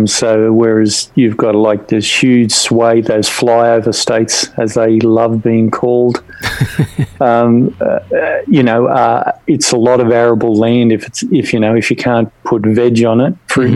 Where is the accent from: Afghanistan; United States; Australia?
Australia; the way that we're not American is it's basically the same continental landmass with only 27 million people